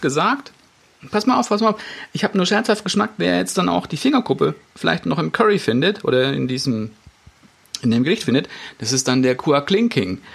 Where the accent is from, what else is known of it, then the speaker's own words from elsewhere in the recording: Germany; bei uns in Deutschland